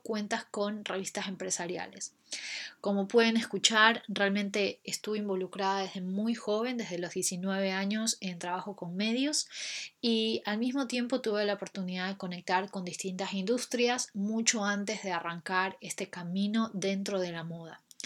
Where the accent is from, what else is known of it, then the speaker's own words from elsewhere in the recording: Ecuador; moved away as an adult; also born or lived in Buenos Aires, Argentina; now in London, United Kingdom; Soy ecuatoriana